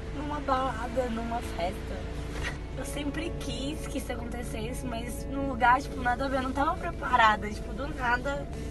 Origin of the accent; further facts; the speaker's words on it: Brasília, Federal District, Brazil; eu sou de Brasília. Estudei na escola dele, fiz inglês na escola de inglês dele, morei do lado dele